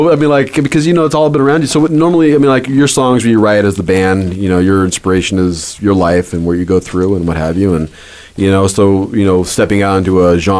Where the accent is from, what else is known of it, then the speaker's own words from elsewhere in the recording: Southern California, United States; growing up in Southern California, some of the park scene was right up the street from me